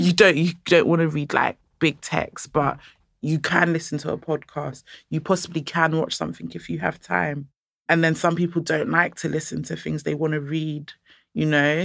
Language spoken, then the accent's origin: English; Nigeria; I'm Nigerian